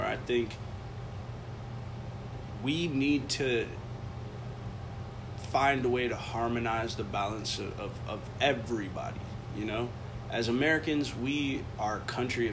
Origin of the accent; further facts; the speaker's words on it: Dominican Republic; the Dominican Republic, which I'm from